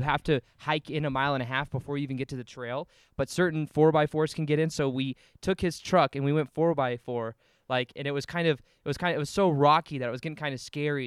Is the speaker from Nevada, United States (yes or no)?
yes; Las Vegas, Nevada, United States; I was born and raised in Las Vegas